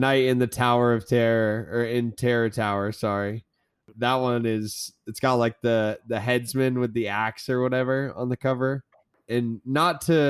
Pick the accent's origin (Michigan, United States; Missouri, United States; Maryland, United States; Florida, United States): Florida, United States; I am from Florida